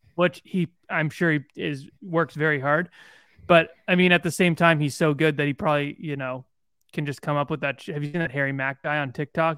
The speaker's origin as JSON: {"language": "English", "town": "Bowmanville", "region": "Ontario", "country": "Canada", "said": "I'm from Bowenville"}